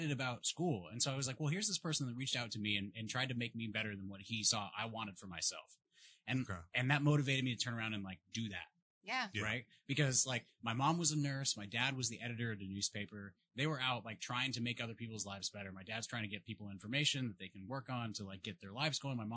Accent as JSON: {"language": "English", "town": "Santa Rosa", "region": "California", "country": "United States", "tie": "born or raised there", "said": "I grew up in Santa Rosa."}